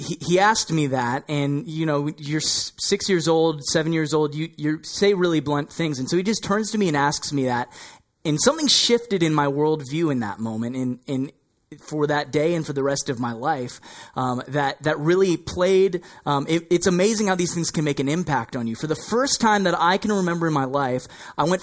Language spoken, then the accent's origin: English; Texas, United States; moved away as an adult; also born or lived in Toronto, Ontario, Canada / Burlington, Ontario, Canada; now in Canada; I was raised in Texas for most of my life. I was born in the Ontario, Toronto area, lived in Burlington, Ontario, and then moved down to Texas